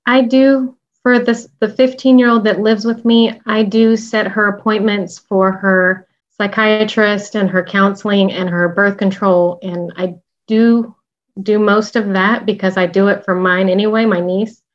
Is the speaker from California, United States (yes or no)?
no; the South, Texas, United States; we're from the South